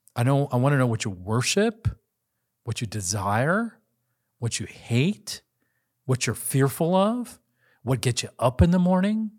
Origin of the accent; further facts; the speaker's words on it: United States; I'm Asian American